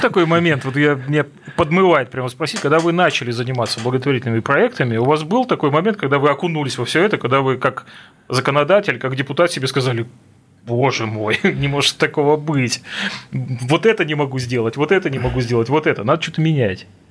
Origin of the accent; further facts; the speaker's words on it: Russian Far East, Russia; я как дальневосточник